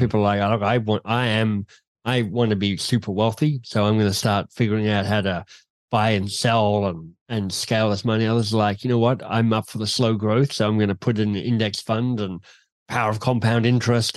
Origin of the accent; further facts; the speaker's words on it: Canberra, Australian Capital Territory, Australia; moved away as an adult; also born or lived in Oxford / London / Boston; I grew up in Canberra in Australia